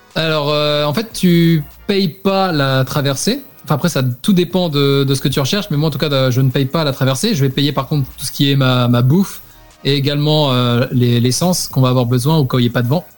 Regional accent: France

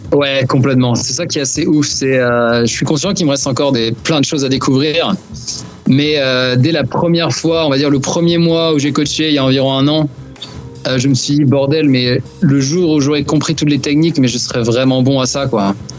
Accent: Brittany, France; moved away as an adult; also born or lived in China

